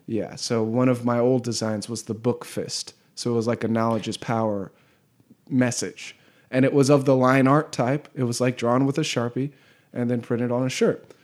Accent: Southern California, United States; moved away as an adult; also born or lived in Alabama; I was going to school in Alabama and I'm from Southern California

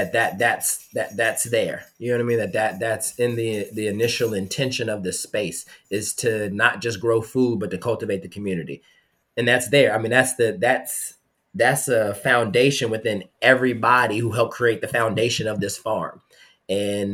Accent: Charlotte, North Carolina, United States; now in Petersburg, United States; I'm from Charlotte, North Carolina. I pulled up to high school with 212s in my trunk

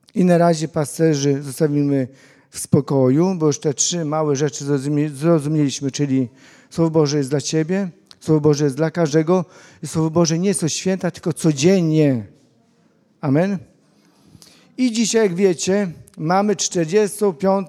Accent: Łuków, Lublin Voivodeship, Poland; Ja pochodzę z Łukowa

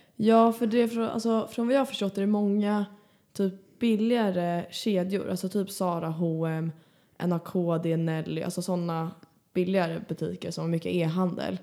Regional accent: Stockholm, Stockholm County, Sweden; moved away; jag var ju hemma i Stockholm för några helger sedan

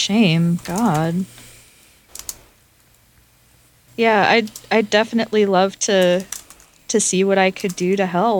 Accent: Atlanta, Georgia, United States; I mean, I come from Atlanta. It's kind of landlocked, so I don't know much about fishing

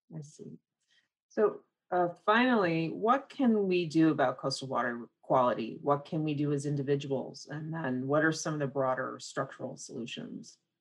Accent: Midwest, United States; moved away; I'm from the Midwest. I have family there.

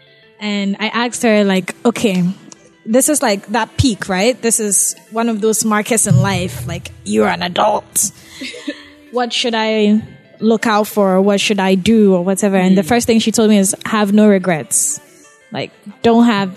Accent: Akyem Abuakwa, Eastern Region, Ghana; I'm from Ekiapim

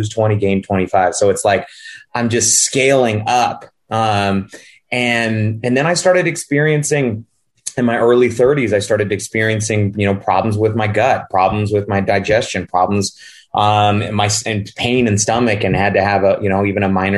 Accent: Northern California, United States; moved away as an adult; also born or lived in Los Angeles, California; now in Scottsdale, Arizona, United States; I'm originally from California. I grew up in the sticks in Northern California

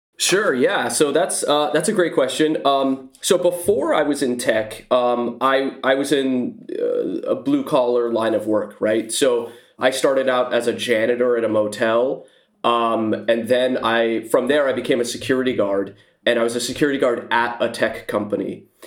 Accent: Silicon Valley, California, United States; I live in the Silicon Valley. I've lived here my whole life, uh, born and raised

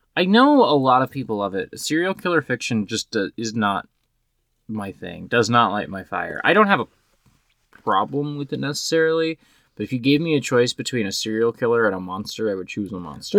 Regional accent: Kansas City, United States; I grew up in Kansas City

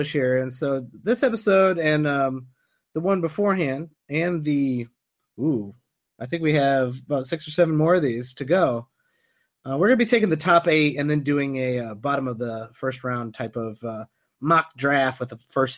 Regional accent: Midwest, United States; I'm from the Midwest

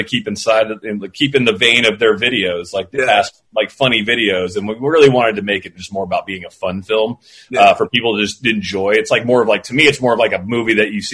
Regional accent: Florida, United States; I grew up in Florida

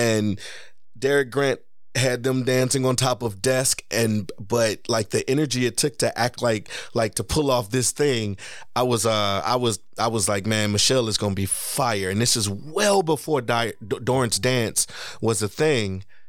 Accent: Dublin, Leinster, Ireland; And I would say I'm from the west side of Dublin.

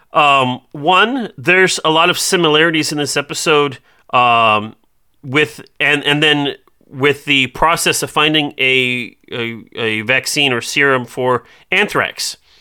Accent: Iowa, United States; I'm from Iowa

